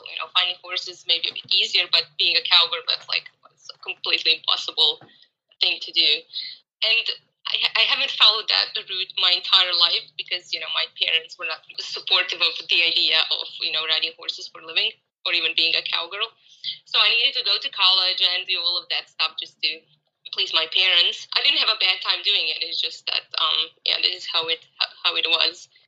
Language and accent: English; Croatia; moved away as an adult; now in Cape Town, South Africa; I'm 36 years old. Originally, I'm actually from Croatia, Europe. I moved to Cape Town, South Africa, a year ago.